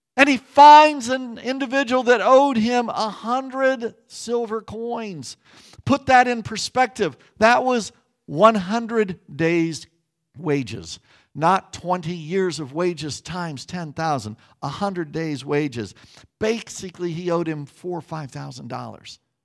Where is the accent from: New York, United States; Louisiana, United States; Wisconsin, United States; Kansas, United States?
Kansas, United States; Growing up in Kansas as a pastor's kid